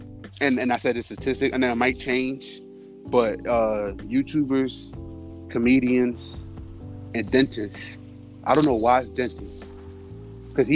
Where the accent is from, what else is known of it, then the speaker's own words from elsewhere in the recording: Philadelphia, Pennsylvania, United States; I'm from Philadelphia, PA